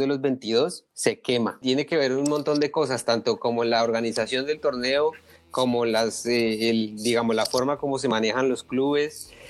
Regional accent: Colombia; como colombiano y aficionado al fútbol

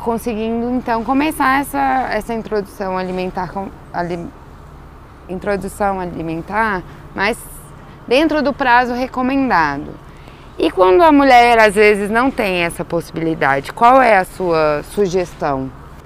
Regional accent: Brasília, Federal District, Brazil; aqui a gente é de Brasília

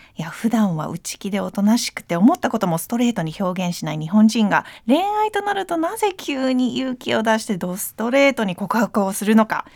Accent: United States; now in Japan; 私も日本で暮らすアメリカ人なので

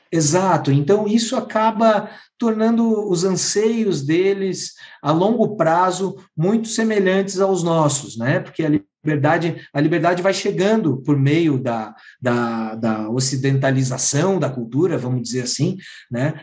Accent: Santa Catarina, Brazil; eu sou de Santa Catarina

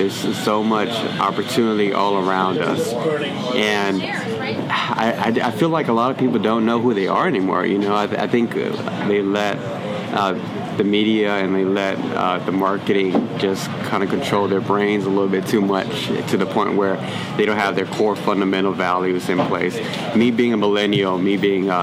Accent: San Antonio, Texas, United States; moved away as an adult; also born or lived in Minnesota; now in Austin, United States; I was in San Antonio, born and raised there.

